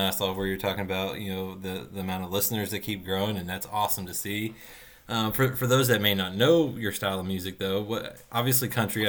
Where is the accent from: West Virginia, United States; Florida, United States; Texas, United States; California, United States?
West Virginia, United States; moved away as an adult; now in Lexington, United States; I grew up in West Virginia